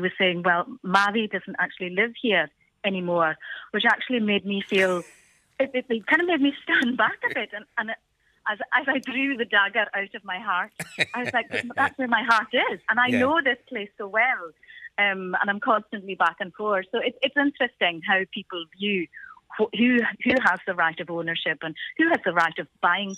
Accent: Isle of Lewis, Scotland, United Kingdom; first language Scottish Gaelic; English is a second language; now in Glasgow, United Kingdom; I'm from the Isle of Lewis, and I was born, brought up there. My first language is Gaelic, but I do live in the city of Glasgow

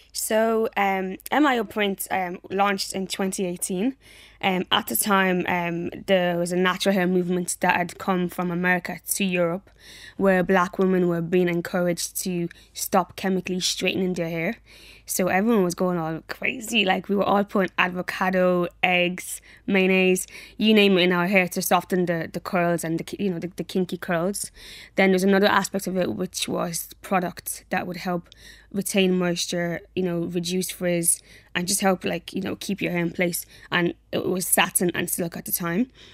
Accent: Dublin, Leinster, Ireland; also born or lived in Nigeria / Athlone; I grew up in Athlone. Um, actually, we were there for like a couple of, maybe like a month or two. Then we moved to Dublin

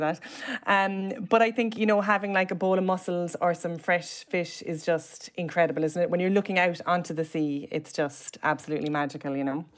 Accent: Cobh, Munster, Ireland; I'm from Cove, which is an island and, like, a gorgeous seaside, side town

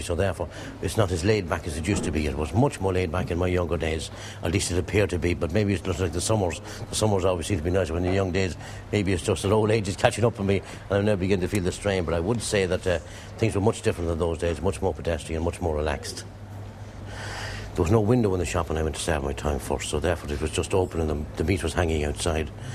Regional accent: Drogheda, Leinster, Ireland; I was born and raised in Drogheda. All my family are in, in, in the town.

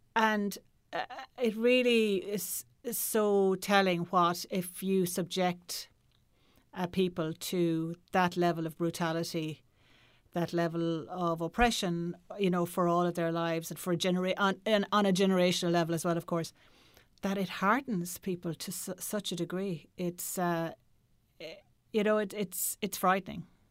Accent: Ireland; as Irish people

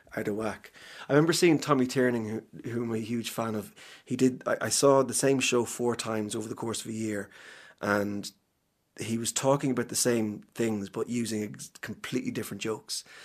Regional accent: Cavan, Ulster, Ireland; moved away; people who I grew up with in Cavan

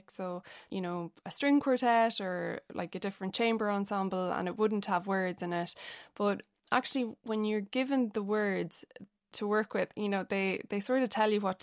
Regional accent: Athlone, Leinster, Ireland; I'm from Athlone

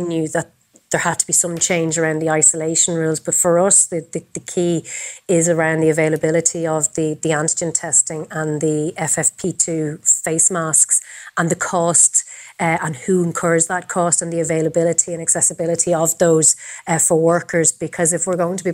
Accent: Dublin, Leinster, Ireland; I'm from Talla. It's where I grew up.

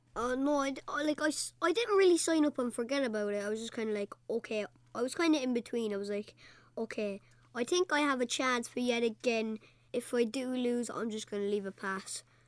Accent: Cork, Munster, Ireland; I'm eleven and I'm from, uh, Cork City, Knockney Heaney

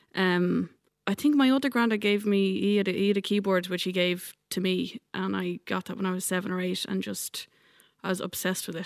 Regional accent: Ireland; also born or lived in New York / Dublin; now in West Kerry, Ireland; when I moved home from New York, I think the thing that kept me in Ireland

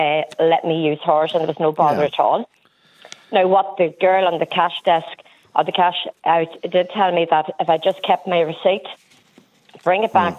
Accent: Cavan, Ireland; now in Northern Ireland, United Kingdom; In the north, because I am from Cavan, but I live in the north.

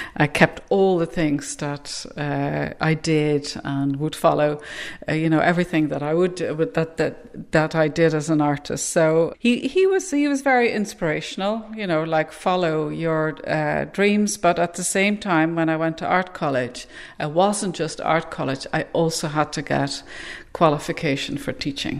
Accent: Netherlands; now in Ireland; i'm in ireland and i'm based in ireland and i'm not irish but i'm not dutch either anymore

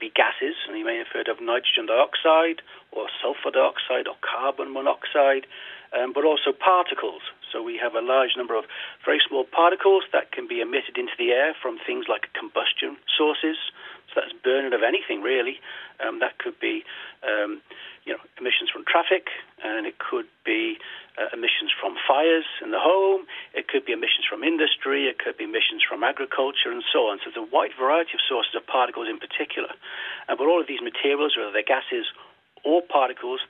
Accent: Macroom, Munster, Ireland; I'm from Macroom

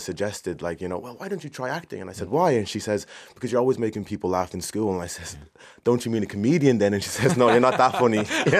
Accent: Swords, Leinster, Ireland; I'm 24. I'm from Swords.

